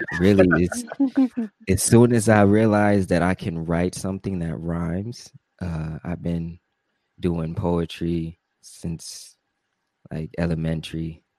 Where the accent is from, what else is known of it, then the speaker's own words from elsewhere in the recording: Milwaukee, Wisconsin, United States; now in Tucson, United States; I grew up in Milwaukee, Wisconsin, so that city is, it's my home.